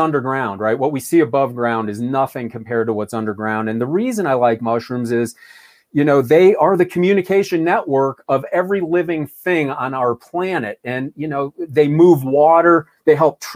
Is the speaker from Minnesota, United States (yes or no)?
no; Ohio, United States; as a kid, I mean, growing up in Ohio, it was football